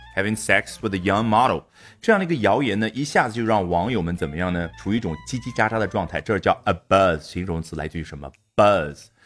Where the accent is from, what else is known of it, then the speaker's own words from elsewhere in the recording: China; 我们中国人